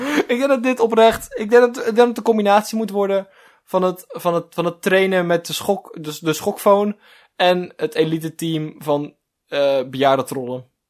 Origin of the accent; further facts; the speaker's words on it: Netherlands; wij als Nederlanders echt super uniek volk zijn